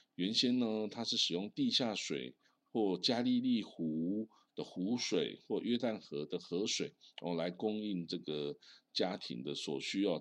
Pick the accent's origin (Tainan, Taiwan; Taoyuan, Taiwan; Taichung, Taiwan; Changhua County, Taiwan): Changhua County, Taiwan; 因为这我家乡是彰化啊